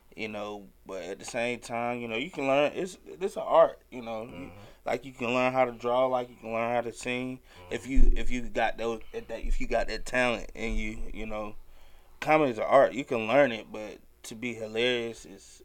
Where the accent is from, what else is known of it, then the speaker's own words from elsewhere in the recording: Atlanta, Georgia, United States; also born or lived in West Palm Beach, Florida; I'm from Atlanta. I was born in Florida, but I raised here in Atlanta.